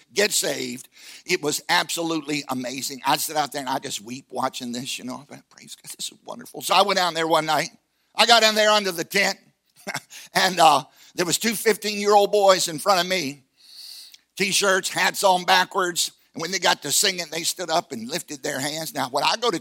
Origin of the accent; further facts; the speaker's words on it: Virginia, United States; I come from Virginia, and they like bluegrass